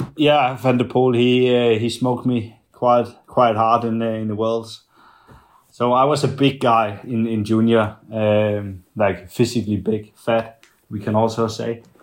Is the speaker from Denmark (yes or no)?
yes; Denmark; in my hometown and the, the one I'm coming from